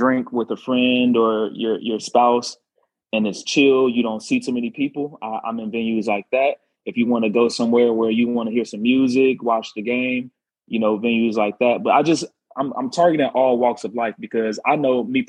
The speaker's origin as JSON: {"language": "English", "town": "Chicago", "region": "Illinois", "country": "United States", "tie": "born or raised there", "said": "South side of Chicago. I am Chicago through and through."}